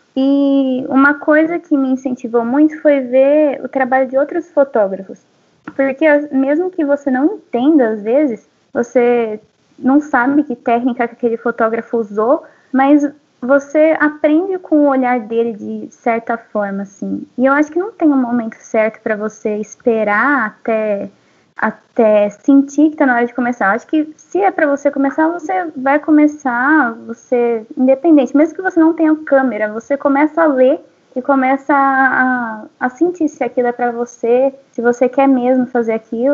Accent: São Paulo, Brazil; desde criança, assim, eu sou da cidade grande, né? Eu sou de São Paulo, capital.

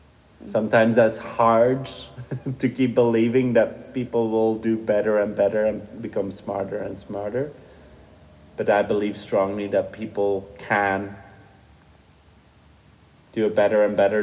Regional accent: Flemish part of Belgium, Flanders, Belgium; first language Dutch; English is a second language; moved away as an adult; also born or lived in Doha, Qatar; now in Switzerland; I grew up in Belgium, in the Flemish part of Belgium. So I grew up speaking Dutch.

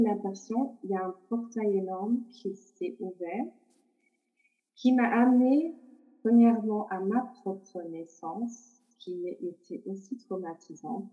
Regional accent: Luxembourg; also born or lived in Portugal; je vis au Luxembourg, donc depuis toute petite, avec la famille, on, retournait le mois d'août au Portugal

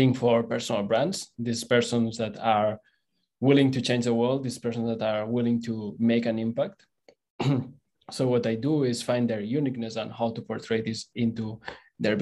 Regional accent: Barcelona, Catalonia, Spain; English is a second language; moved away as an adult; I'm originally from Barcelona

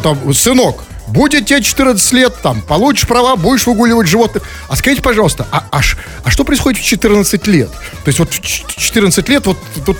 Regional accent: Saint Petersburg, Russia; в Петербурге же больше всего ненавидят как коренные жители, такие как мы, перемен

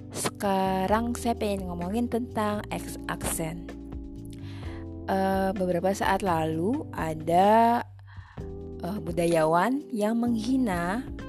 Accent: Indonesia; saya Indonesia

